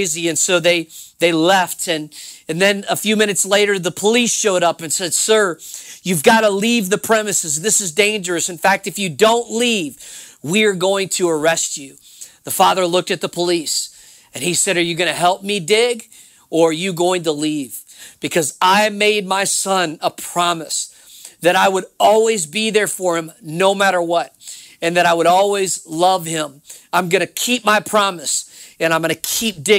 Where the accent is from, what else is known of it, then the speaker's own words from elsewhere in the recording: New Orleans, Louisiana, United States; I'm from New Orleans, Louisiana